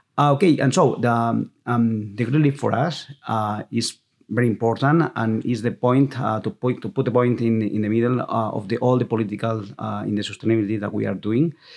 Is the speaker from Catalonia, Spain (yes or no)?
yes; Viladecans, Catalonia, Spain; English is a second language; I'm from Vila de Cans. My grandfather, um, grandmother was from Vila de Cans.